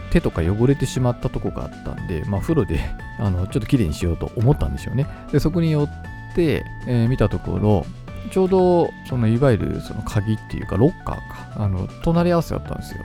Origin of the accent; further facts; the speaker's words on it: Kitami, Hokkaido, Japan; 私のあの生まれ故郷のあの北見市っていうね